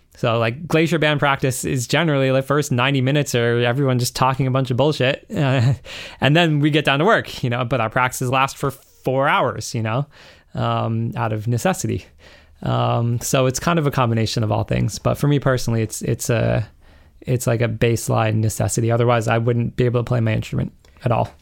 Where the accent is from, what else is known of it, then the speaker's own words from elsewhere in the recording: Western Massachusetts, United States; moved away as an adult; now in Charlestown, United States; I grew up out in Western Mass in the middle of the woods.